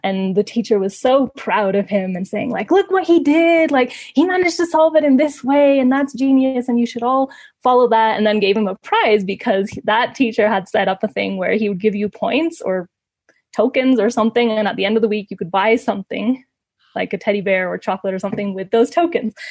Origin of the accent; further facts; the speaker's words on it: Ecuador; moved away as an adult; also born or lived in Canada; they actually moved to Ecuador and that's why I grew up in Ecuador.